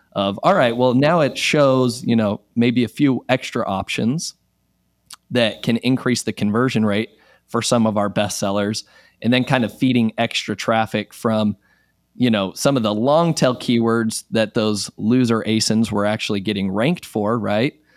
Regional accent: Utah, United States; moved away as an adult; now in Texas, United States; I am originally from Utah

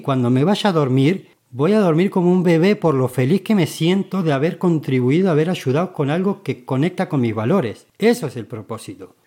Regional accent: Argentina; moved away as an adult; now in Spain; decidí cambiarme de, de país, de continente, no conocía a nadie, yo me vine de Argentina a España

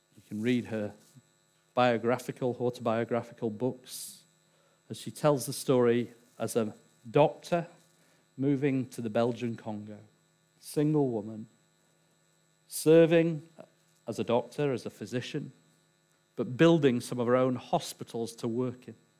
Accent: England, United Kingdom; I'm English

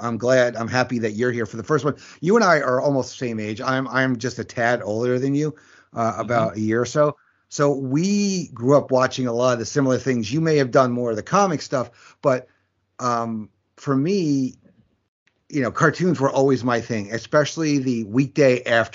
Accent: New York, United States; For me, growing up in New York, it was on Channel 11, which is PIX, which is a CW channel now, at 4 o'clock.

